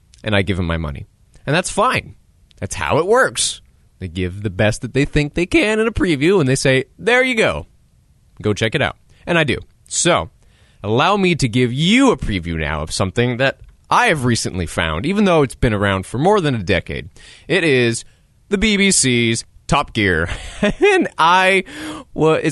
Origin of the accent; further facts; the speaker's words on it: United States; as an American